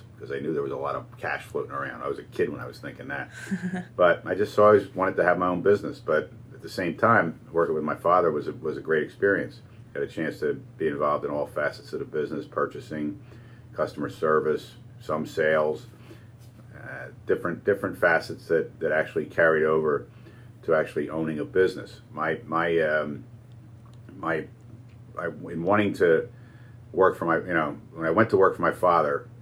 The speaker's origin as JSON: {"language": "English", "town": "Flourtown", "region": "Pennsylvania", "country": "United States", "tie": "born or raised there", "also_born_or_lived": "Winooski, Vermont", "said": "I was raised in Flourtown, Pennsylvania."}